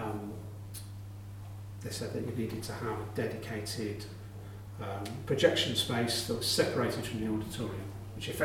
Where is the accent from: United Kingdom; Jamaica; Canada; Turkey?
United Kingdom; West Country, South West England; moved away as an adult; also born or lived in London; now in Exeter, United Kingdom; I'm from the West Country originally, and this job came up, and took the opportunity